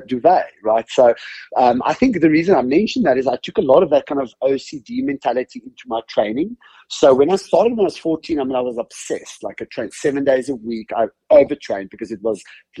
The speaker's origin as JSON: {"language": "English", "town": "Cape Town", "region": "Western Cape", "country": "South Africa", "tie": "born or raised there", "also_born_or_lived": "Sasolburg, South Africa", "moved": "yes", "lives_now": "United States", "said": "not born and raised in the US. I come from a country called South Africa, a city called Cape Town. I was actually born in a town called Sasolburg"}